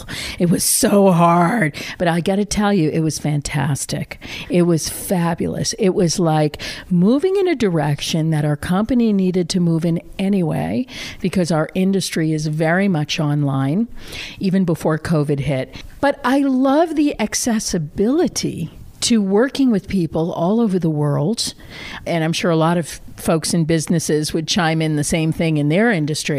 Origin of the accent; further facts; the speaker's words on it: Randolph, Massachusetts, United States; I grew up on the South Shore of Boston in a small town called Randolph, Mass.